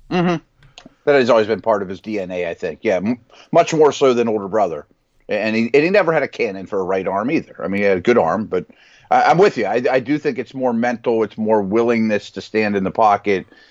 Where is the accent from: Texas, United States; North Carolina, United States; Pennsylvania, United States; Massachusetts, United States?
Pennsylvania, United States; Pittsburgh; here in Pittsburgh, my hometown.